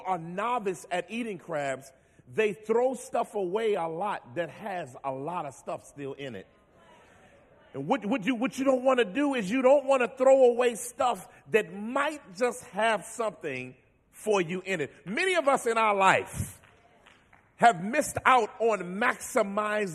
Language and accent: English; Washington, District of Columbia, United States; now in Philadelphia, United States; I am originally from Washington, D.C., I live in Philly now